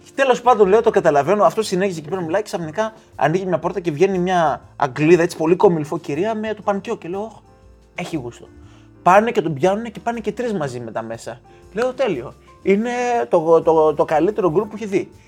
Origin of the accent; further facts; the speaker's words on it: Greece; now in England, United Kingdom; είμαι από την Ελλάδα